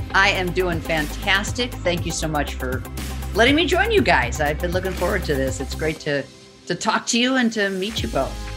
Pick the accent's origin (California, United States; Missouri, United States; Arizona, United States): California, United States; Los Angeles; also born or lived in Chicago / Livonia, Michigan / Ann Arbor, Michigan; I moved to Los Angeles and I grew up in Los Angeles